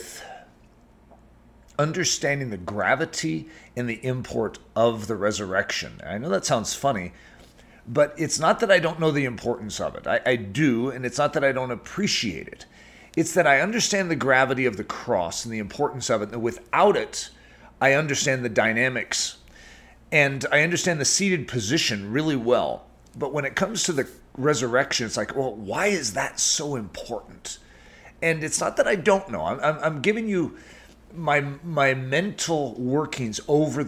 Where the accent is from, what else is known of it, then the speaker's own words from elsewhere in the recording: United States; as an American